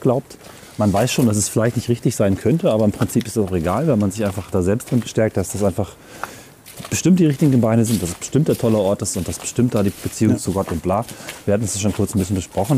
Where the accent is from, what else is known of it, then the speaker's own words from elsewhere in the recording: Northern Germany, Germany; moved away; diese Holzelemente, die mich an meine Heimat erinnern